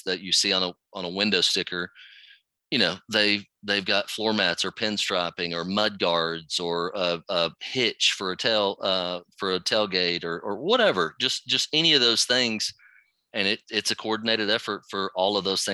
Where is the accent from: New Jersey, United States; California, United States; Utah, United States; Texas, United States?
Texas, United States; Dallas; I'm from Dallas-Fort Worth area